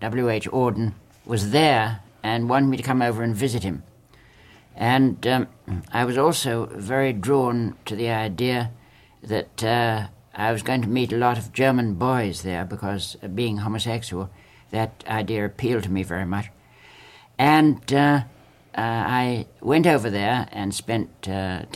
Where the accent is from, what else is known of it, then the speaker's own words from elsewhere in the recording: England, United Kingdom; moved away as an adult; now in United States; I always think of myself as English.